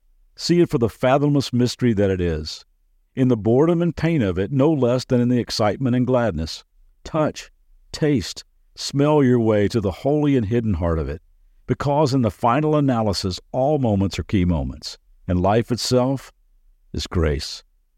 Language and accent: English; Lexington, Kentucky, United States; I grew up in Lexington, Kentucky, so I'm a big University of Kentucky Wildcat fan